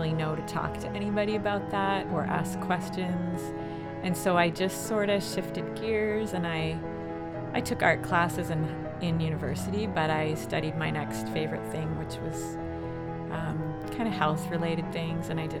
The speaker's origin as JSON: {"language": "English", "region": "Southern Ontario", "country": "Canada", "tie": "born or raised there", "also_born_or_lived": "Saskatchewan", "moved": "as an adult", "lives_now": "Sault Ste. Marie, Canada", "said": "My husband and I are both from Southern Ontario, and we moved to the prairies with our four kids"}